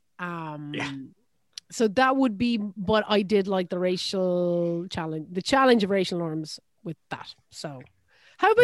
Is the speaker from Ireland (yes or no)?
yes; Ireland; I am an Irish person